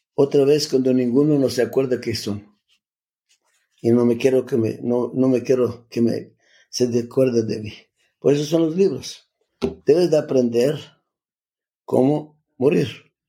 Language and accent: Spanish; Skopje, North Macedonia; Spanish is a second language; moved away; yo me nací en Macedonia donde se nació la Madre Teresa, de la misma ciudad